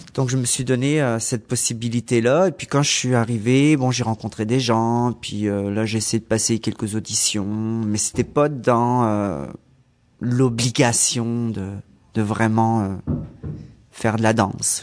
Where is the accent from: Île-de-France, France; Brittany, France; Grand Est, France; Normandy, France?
Brittany, France; moved away as an adult; now in Montreal, Canada; danse contemporaine que j'ai fait en France, dans ma région en Bretagne